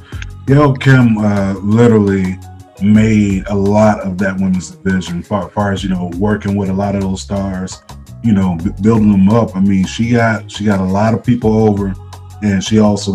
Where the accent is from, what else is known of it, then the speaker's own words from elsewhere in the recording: Boynton Beach, Florida, United States; now in Cleveland, United States; I'm from Florida, born and raised, you know, from Boynton Beach, in between Palm Beach County and, you know, Broward and Miami-Dade. So we're like right along that.